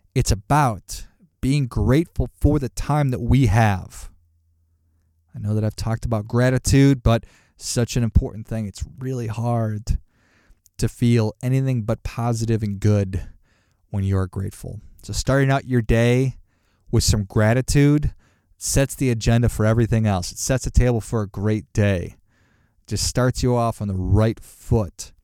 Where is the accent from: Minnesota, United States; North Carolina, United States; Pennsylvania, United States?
Minnesota, United States; Duluth; moved away; also born or lived in Chicago; I grew up in Duluth, Minnesota